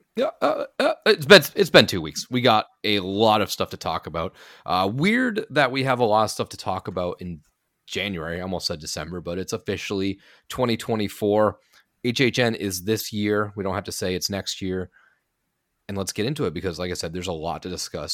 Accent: Massachusetts, United States; moved away; my home state of Massachusetts

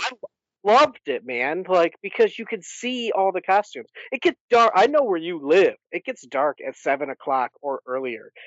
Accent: Michigan, United States; moved away; So I grew up in Michigan

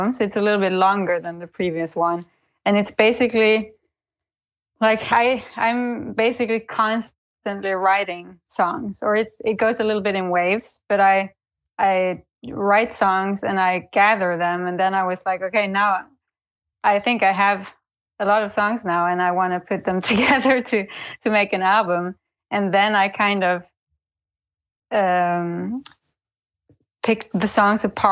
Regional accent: Sweden; moved away as an adult; now in Berlin, Germany; based in Berlin, but I'm from Sweden originally, and I've lived in Berlin now for a little over 10 years

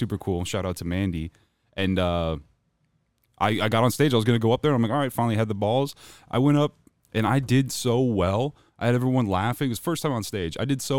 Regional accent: Phoenix, Arizona, United States; now in Jefferson City, United States; So I moved from Phoenix, to Jefferson City, Missouri.

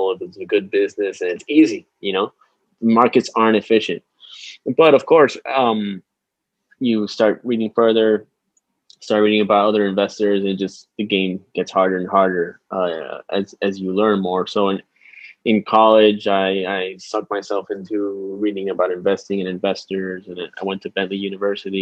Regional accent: San Juan, Puerto Rico; I'm from San Juan, Puerto Rico. I came back here after finishing my 2-year analyst program

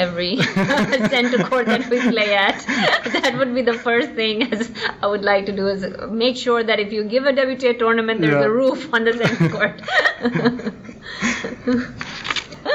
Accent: India

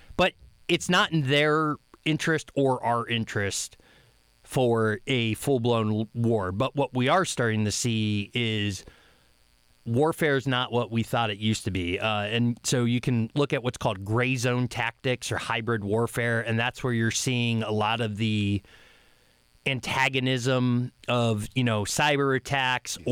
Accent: Upper Peninsula, Michigan, United States; I'm from the Upper Peninsula, Michigan

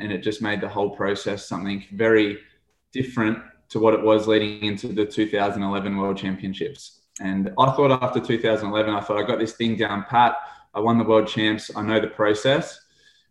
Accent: Australia

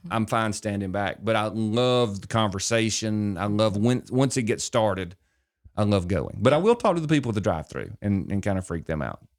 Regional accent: Gardendale, Alabama, United States; also born or lived in Gadsden, Alabama; I grew up in Gardendale

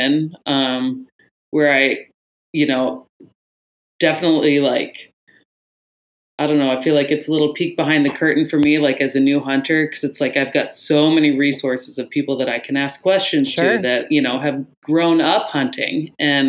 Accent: Anchorage, Alaska, United States; Born and raised in Anchorage.

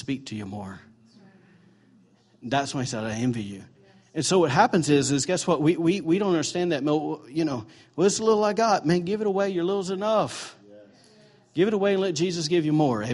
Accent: Alabama, United States; now in Maine, United States; I'm from Bama

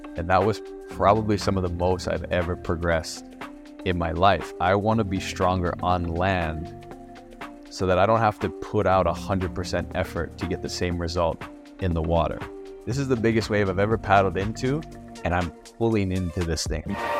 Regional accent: Maui, Hawaii, United States; I'm from Maui

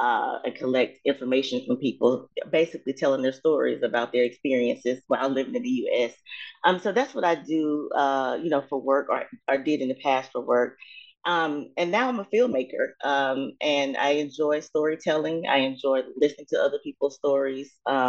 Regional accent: Mobile, Alabama, United States; I am from Mobile, Alabama. In South Alabama.

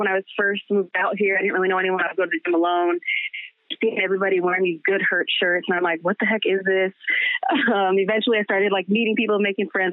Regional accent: Ashtabula, Ohio, United States; moved away as an adult; also born or lived in Cincinnati, Ohio; now in Los Angeles, United States; Originally from Ohio, very small town, Ashtabula, Ohio

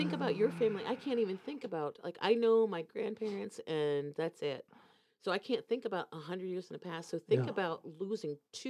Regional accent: Florida, United States; moved away as an adult; also born or lived in Indianapolis, Indiana; now in Norway; Even though I was born in Indianapolis, I grew up in Florida

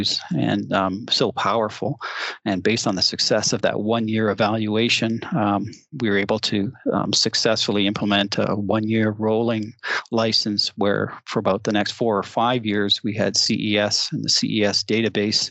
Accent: Toronto, Ontario, Canada; moved away as an adult; now in Tempe, United States; I'm actually from the Toronto area originally

